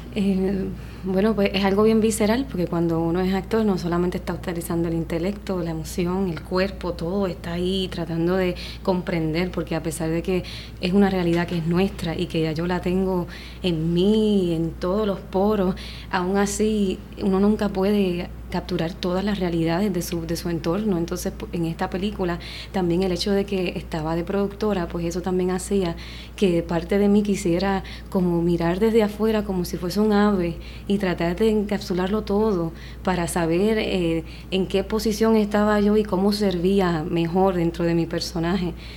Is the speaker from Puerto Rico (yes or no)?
yes; Puerto Rico; mi pueblo